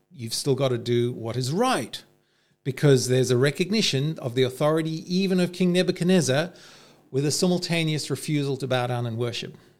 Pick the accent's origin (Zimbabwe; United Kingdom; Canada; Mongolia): Zimbabwe; moved away as an adult; also born or lived in South Africa; now in Australia; growing up in the Civil War in Rhodesia and then in apartheid South Africa